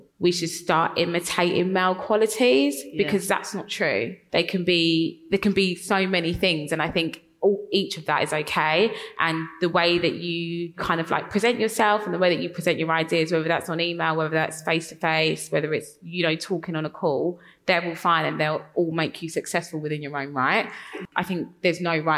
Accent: London, United Kingdom; accent: Cockney; I grew up in East London, I'm quite Cockney

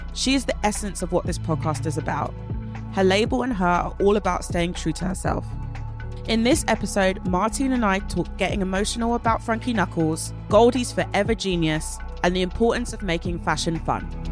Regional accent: London, United Kingdom; I grew up in East London

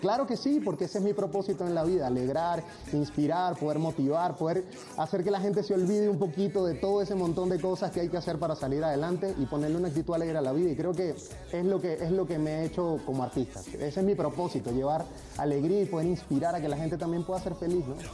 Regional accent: Araure, Portuguesa, Venezuela; moved away as an adult; now in Mexico; yo nací en un pueblito muy lindo llanero de Venezuela que se llama Araure

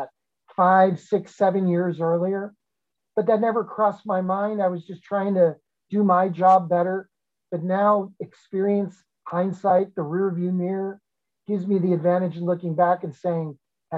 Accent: Chicago, Illinois, United States; moved away as an adult; it was a fabulous place, my hometown

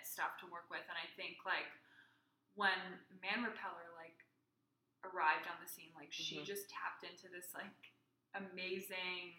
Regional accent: New York, United States; growing up in New York and going to an all-girls school

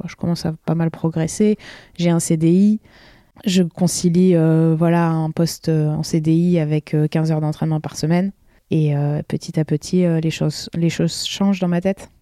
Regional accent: La Rochelle, Nouvelle-Aquitaine, France; moved away as an adult; also born or lived in United States; je suis originaire de La Rochelle

